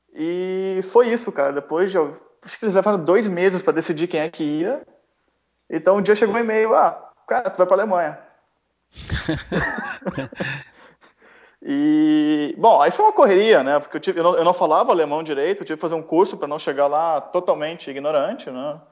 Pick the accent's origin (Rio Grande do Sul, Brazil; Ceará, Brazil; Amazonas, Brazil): Rio Grande do Sul, Brazil; Porto Alegre; moved away as an adult; also born or lived in São Paulo; now in Bordeaux, France; Eu sou paulista, mas cresci em Porto Alegre.